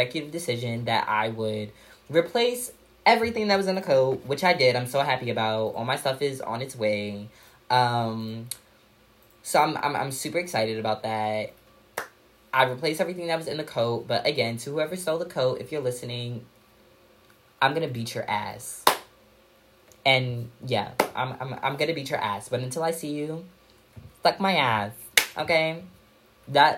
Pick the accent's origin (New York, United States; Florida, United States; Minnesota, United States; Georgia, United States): New York, United States; New York City; also born or lived in Purchase, New York; We're both from Park Slope